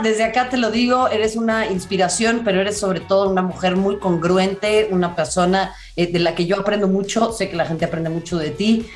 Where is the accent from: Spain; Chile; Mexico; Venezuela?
Mexico; Mexico City; yo que crecí en Xochimilco